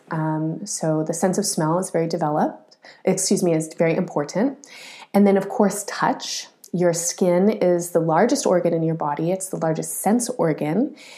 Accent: Colorado, United States; moved away; I grew up in Colorado

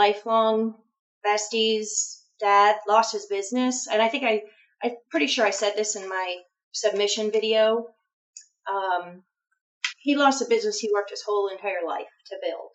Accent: North Ridgeville, Ohio, United States; now in Florida, United States; I'm originally from Ohio

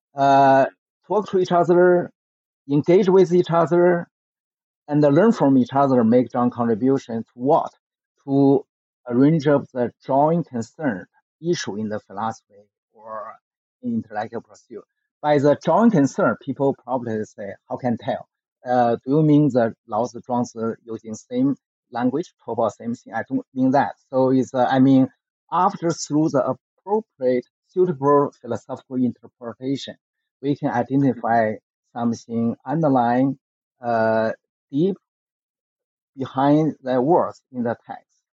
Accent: Beijing, China; I grew up in the Beijing during the so-called Cultural Revolution movement in China from 1966 through the 1976.

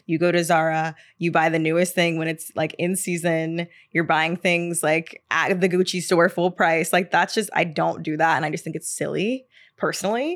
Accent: the South, United States; now in New York, United States; growing up in the South

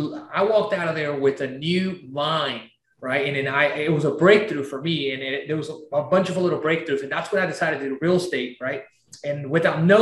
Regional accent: Tarapoto, San Martín, Peru; also born or lived in Lima, Peru; now in Houston, United States; I was born in Peru, small little town. And I am from this little town called Tarapoto, right? And I lived in Lima, the capital

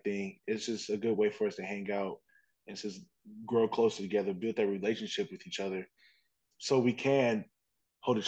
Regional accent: Indiana, United States; I'm from Indiana. All I know is the flatlands.

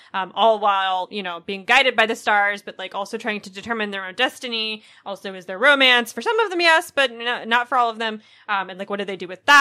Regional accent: United States; I'm an American

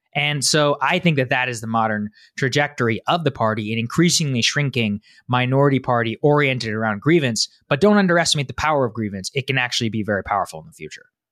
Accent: Texas, United States; I'm from Texas

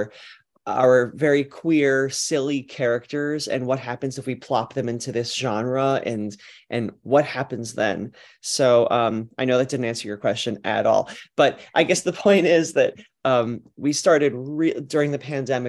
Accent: Cleveland, Ohio, United States; also born or lived in New York City; now in Los Angeles, United States; I'm from Cleveland

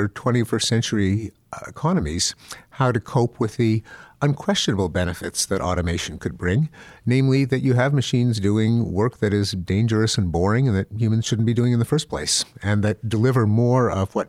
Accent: Canada; Well, I'm from Canada.

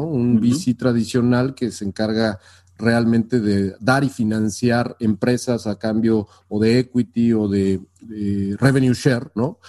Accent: Mexico; moved away as an adult; also born or lived in San Francisco Bay Area; now in San Francisco, United States

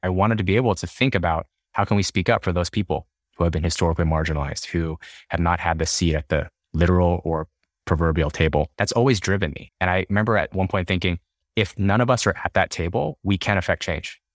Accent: Dallas, Texas, United States; moved away as an adult; also born or lived in Houston, Texas / Boston, Massachusetts; Yeah, I'm from Texas. Born and raised in Dallas

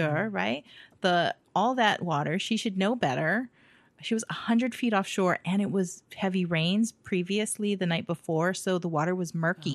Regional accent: United States; being American, raised American

